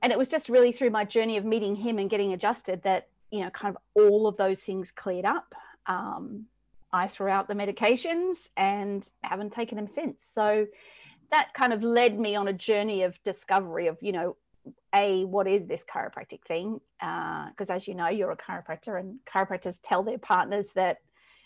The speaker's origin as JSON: {"language": "English", "country": "Australia", "tie": "born or raised there", "moved": "as an adult", "lives_now": "England, United Kingdom", "said": "Born and raised in Australia, moved to England in 1997, been here ever since"}